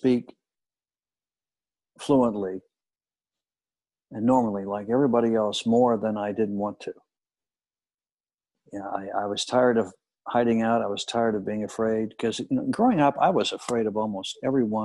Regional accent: Kansas City, United States; moved away; growing up in Kansas City

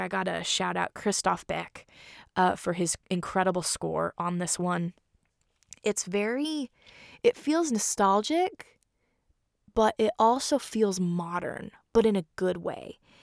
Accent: Seattle, Washington, United States; I was born in Seattle

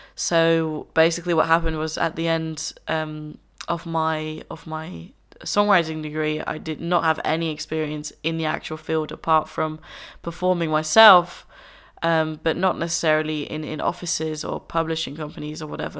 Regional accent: Enschede, Overijssel, Netherlands; moved away as an adult; now in Brighton, United Kingdom; I'm originally Dutch. I am from the Netherlands. Uh, I grew up there. I was born there, um, in a little town called Enschede

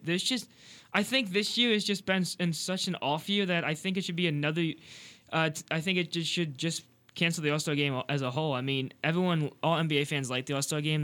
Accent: St. Louis, Missouri, United States; being from Saint Louis

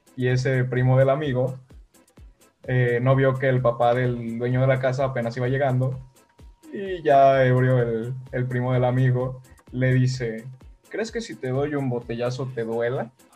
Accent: Guanajuato, Mexico; Yo soy de aquí de Guanajuato Capital

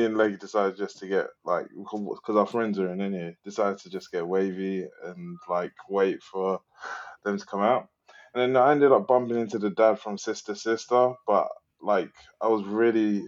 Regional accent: London, United Kingdom; I'm from East London.

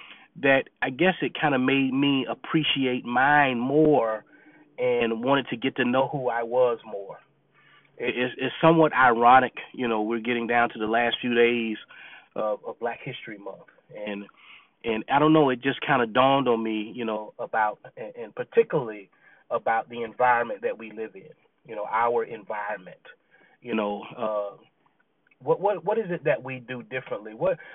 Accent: Clemson, South Carolina, United States; You know, I grew up in Clemson, South Carolina. Clemson was not a bad area to live in. I grew up in a neighborhood with family, you know, cousins and everyone else.

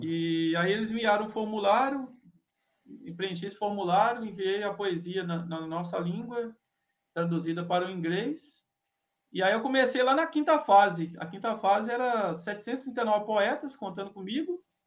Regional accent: Minas Gerais, Brazil; eu sou mineiro

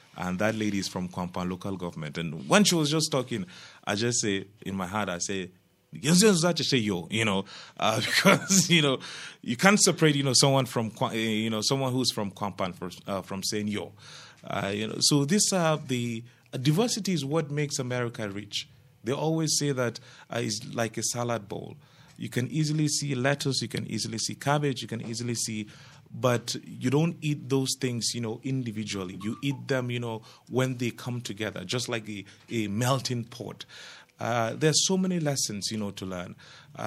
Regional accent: Plateau, Nigeria; I'm from Plateau State

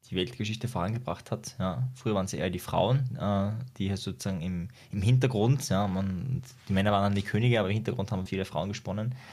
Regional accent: Austria; Ja, bei uns in Österreich gibt es ja Homeschooling sogar. Da ist das ja erlaubt, das ist ja bei euch illegal.

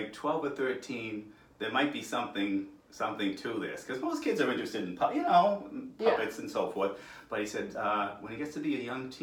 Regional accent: Worcester, Massachusetts, United States; I've always lived, born and raised in Worcester

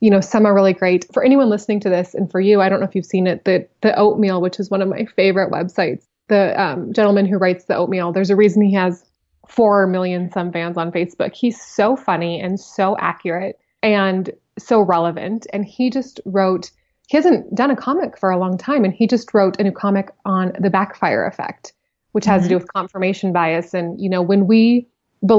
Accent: Billings, Montana, United States; I'm from Montana. I grew up in to me, it wasn't a small town because it's the biggest city in Montana

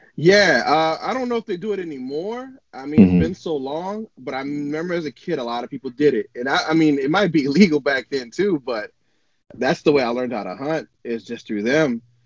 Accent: New Orleans, Louisiana, United States; first language English; moved away as an adult; now in Oregon, United States; I was born and raised in New Orleans, Louisiana

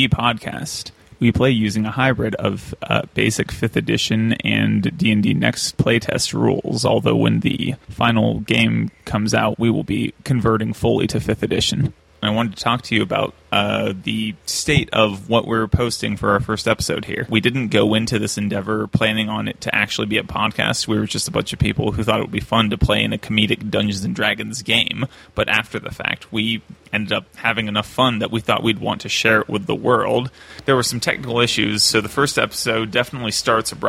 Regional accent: Ohio, United States; moved away as an adult; now in Denver, United States; I'm from Ohio

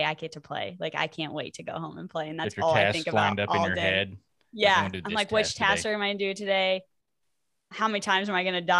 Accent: Iowa, United States; moved away as an adult; also born or lived in Florida; now in Oklahoma, United States; I live in Oklahoma. I grew up in Iowa

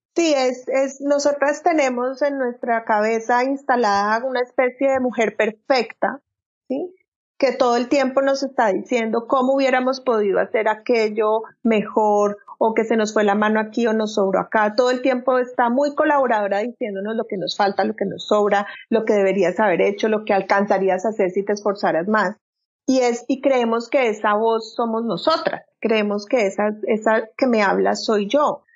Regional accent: Colombia; moved away as an adult; now in Frisco, United States; yo soy colombiana, tengo 45 años, eh, vivo hace año y medio

